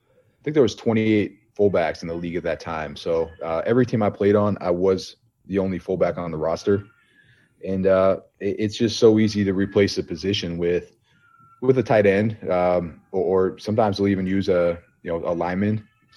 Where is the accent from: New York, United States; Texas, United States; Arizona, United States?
New York, United States; Buffalo; But, yeah, Bills Mafia, man. We grew up in Buffalo.